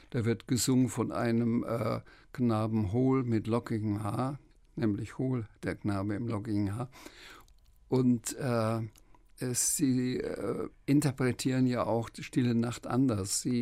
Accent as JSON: {"language": "German", "town": "Schweinfurt", "region": "Bavaria", "country": "Germany", "said": "Friedrich Rückert, ähm, der auch in Schweinfurt ähm, gelebt hat, wo ich herkomme, auch Franke war"}